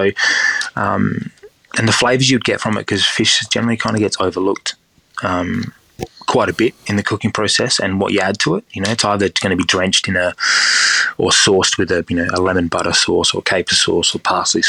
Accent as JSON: {"language": "English", "town": "Stirling", "region": "South Australia", "country": "Australia", "tie": "born or raised there", "said": "I grew up in Stirling, so that's the reason why it was also in Stirling."}